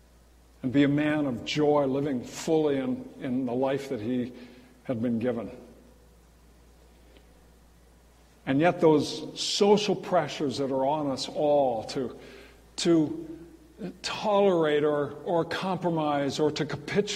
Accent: California, United States; And I rolled the window down, I called up, I'm from California, why'd you leave?

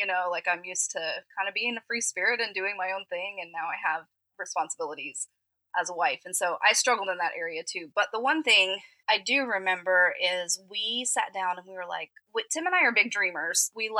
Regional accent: Atlanta, Georgia, United States; Didn't. Atlanta.

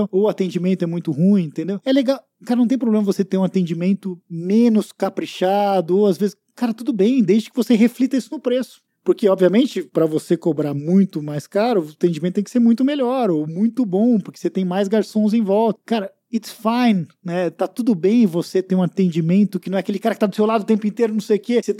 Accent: Rio de Janeiro, Brazil; Sou carioca, eu vou pro certeza. Rio

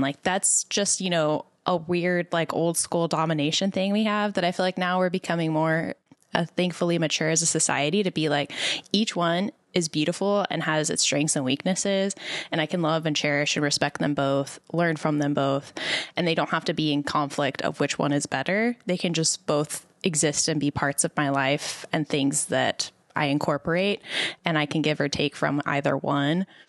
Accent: El Paso, Texas, United States; moved away; also born or lived in Dallas; I grew up in El Paso, so it's a very heavily Hispanic community

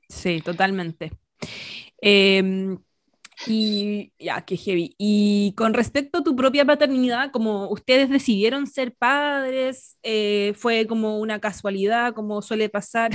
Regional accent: Santiago, Santiago Metropolitan Region, Chile; crecí en Las Condes

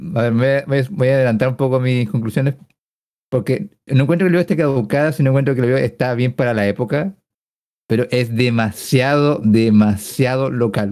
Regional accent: Chile

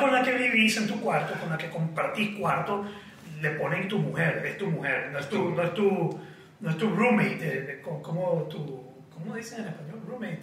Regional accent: Nicaragua; Yo regresé a Nicaragua

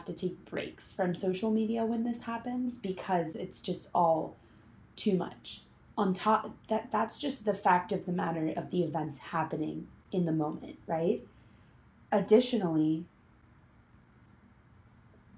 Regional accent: New York City, New York, United States; I grew up in New York City. I went to school on the Upper West Side.

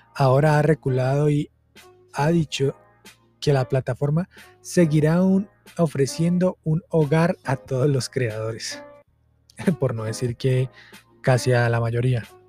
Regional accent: Colombia; Vengo de Colombia, soy de Colombia y vengo de un departamento que tiene esta frase jodas

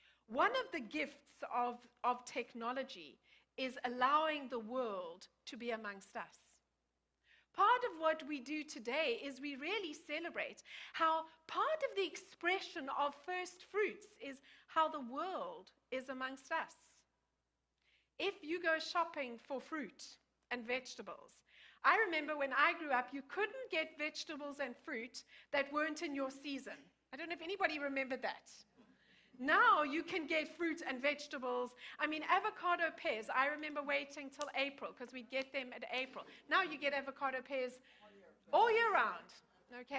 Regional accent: South Africa; moved away; I grew up in South Africa.

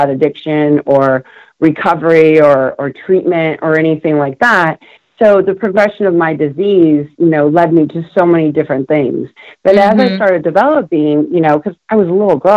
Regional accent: West Covina, California, United States; also born or lived in Buenos Aires, Argentina; I grew up in California's West Covina, the San Gabriel Valley

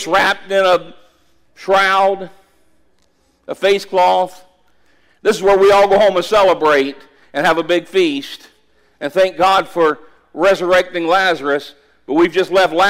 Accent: Callahan, United States; this little church in my hometown, Callahan

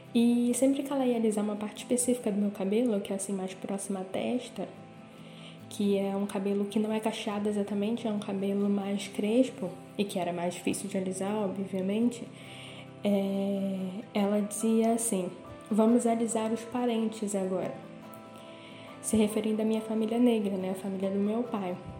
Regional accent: Belém, Pará, Brazil; moved away as an adult; now in Porto, Portugal; eu sou de Belém do Pará, mas moro no Porto, em Portugal, faz mais ou menos uns 4 anos

